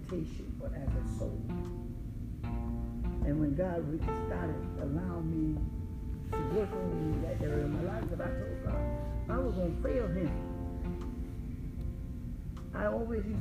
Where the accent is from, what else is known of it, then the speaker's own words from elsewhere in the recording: Jersey City, New Jersey, United States; moved away; growing up in Jersey City